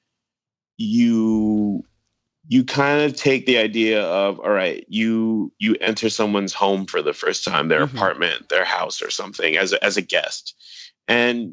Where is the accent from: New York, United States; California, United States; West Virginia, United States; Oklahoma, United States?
New York, United States; New York City; also born or lived in Philadelphia; I grew up in Brooklyn, and I went to school in Philadelphia